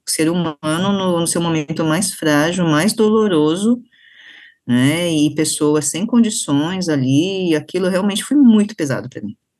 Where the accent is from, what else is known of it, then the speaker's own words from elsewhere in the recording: Brazil; Eu não sou japonesa, eu sou brasileira, então, mas eu tenho essa referência, essa formação, essa identificação que é nipo brasileira